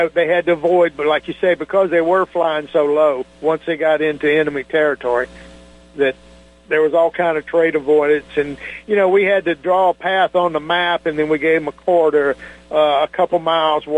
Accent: Tampa, Florida, United States; I was from Tampa, so I was close to home.

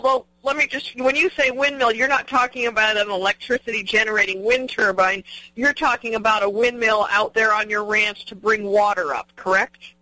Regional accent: New Mexico, United States; my home state of New Mexico

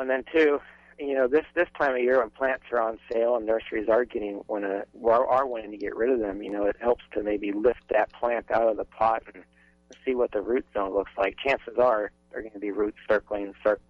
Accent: Minnesota, United States; now in Lincoln, Nebraska, United States; I grew up in Minnesota

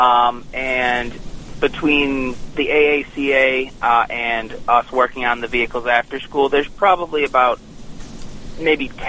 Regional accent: Buffalo, New York, United States; also born or lived in Alfred, New York; I am from Buffalo. I come home on most weekends from Alfred

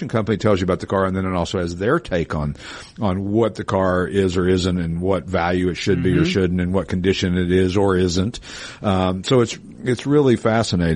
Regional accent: Tennessee, United States; where I grew up in Tennessee

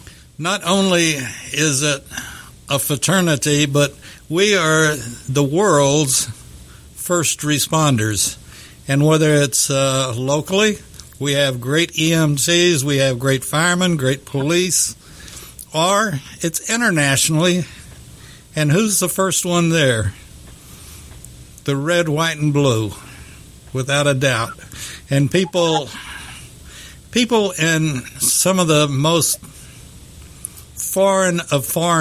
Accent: Texas, United States; I'm a Texan

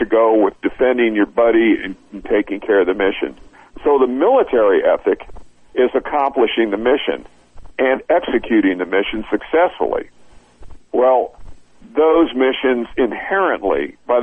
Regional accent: United States

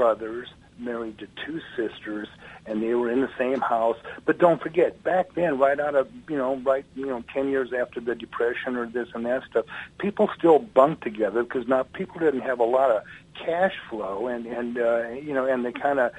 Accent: Omaha, Nebraska, United States; moved away as an adult; now in Georgia, United States; as a kid growing up in Omaha, Nebraska

